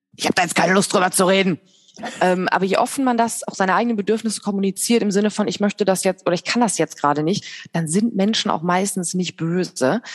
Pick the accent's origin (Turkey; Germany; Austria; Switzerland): Germany; Bergisches Land, North Rhine-Westphalia; now in Hilden, Germany; Ich komme aus dem Bergischen Land und äh, wohne aber jetzt in Hilden in der Nähe von Düsseldorf